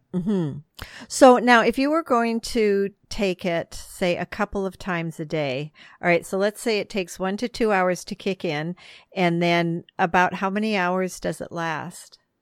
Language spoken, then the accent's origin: English; Midwest, United States; I grew up in the Midwest